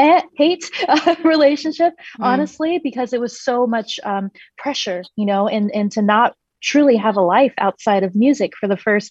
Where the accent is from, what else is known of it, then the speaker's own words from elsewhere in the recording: China; I was born in China in the year 1985. And I was raised by very, very conservative, traditional Chinese, obviously, classical musician parents